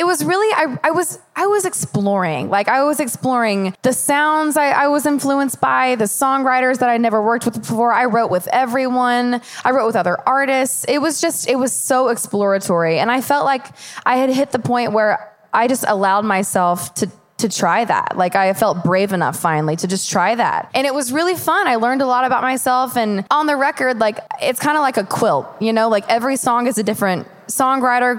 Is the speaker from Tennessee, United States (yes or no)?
yes; Knoxville, Tennessee, United States; I remember being in Knoxville as a kid